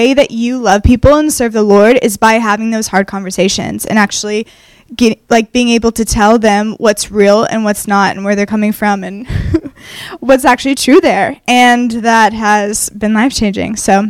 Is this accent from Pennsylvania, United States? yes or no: no; Texas, United States; moved away as an adult; now in Northern California, United States; I'm originally from Texas, but I have been in Northern California for the past 6 years.